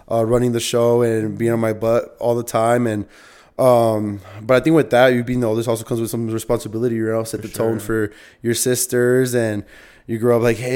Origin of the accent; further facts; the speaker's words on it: Northeast, United States; so I grew up playing soccer in the Northeast